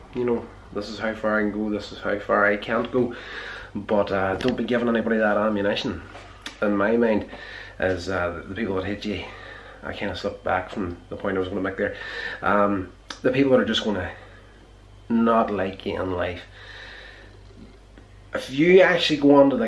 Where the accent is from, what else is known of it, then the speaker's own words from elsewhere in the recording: Northern Ireland, United Kingdom; growing up in Northern Ireland here